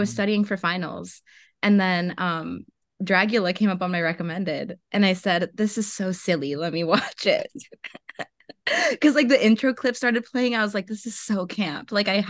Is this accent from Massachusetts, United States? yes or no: no; Florida, United States; born there; also born or lived in Mexico / Atlanta; But yes, I was born in Florida and then moved back to Mexico for a few years.